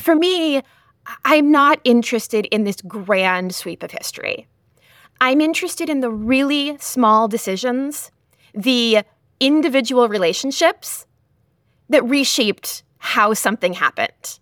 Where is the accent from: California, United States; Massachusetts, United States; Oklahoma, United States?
Massachusetts, United States; Lowell; the Lowell Sun, which was my hometown newspaper